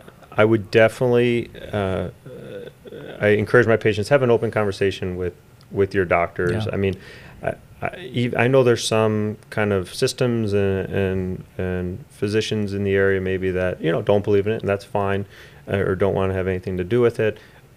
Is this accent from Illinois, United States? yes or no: no; Forest City, Pennsylvania, United States; Four City, and then what did I do? High school was the former Sacred Heart.